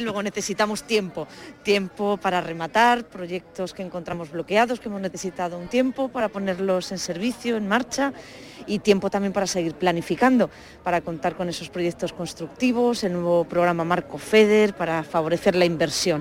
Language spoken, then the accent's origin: Spanish; Granada, Andalusia, Spain; En mi tierra, en Granada